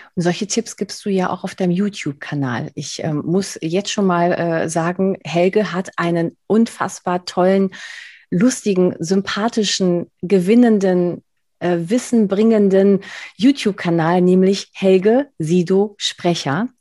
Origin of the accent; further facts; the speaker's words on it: Spain; Ich bin, ich bin Spanierin, also ich kann definitiv nicht Berlinerisch